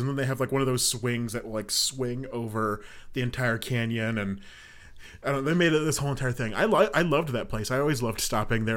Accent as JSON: {"language": "English", "region": "Colorado", "country": "United States", "said": "I'm from Colorado"}